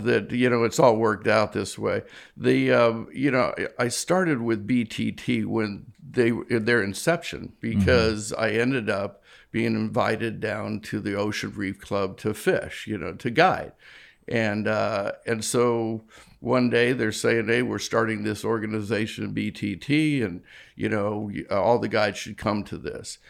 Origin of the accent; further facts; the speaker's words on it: Newport Beach, California, United States; moved away as an adult; also born or lived in London; I grew up in Southern California, Newport Beach.